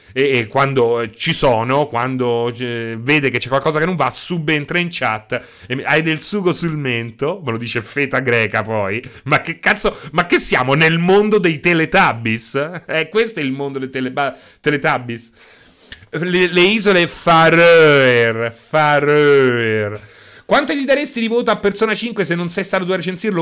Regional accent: Rome, Lazio, Italy; io so sono di Roma

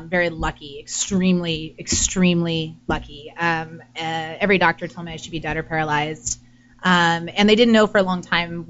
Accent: Washington, United States; now in Los Angeles, United States; Washington State.

